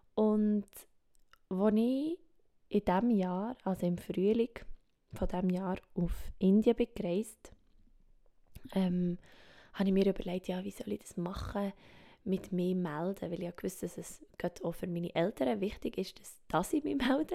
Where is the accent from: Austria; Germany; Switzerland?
Switzerland; accent: Swiss German; first language Swiss German; German is a second language; Meine Muttersprache ist doch Schweizerdeutsch.